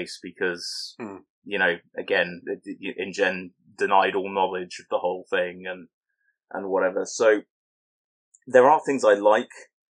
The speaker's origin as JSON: {"language": "English", "region": "England", "country": "United Kingdom", "accent": "very English"}